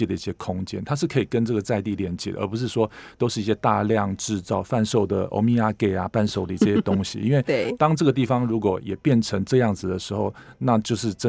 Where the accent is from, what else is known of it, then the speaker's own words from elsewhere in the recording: Taipei, Taiwan; moved away as an adult; now in Keelung, Taiwan; 从小住在大安区哦，搬到啊海港边哦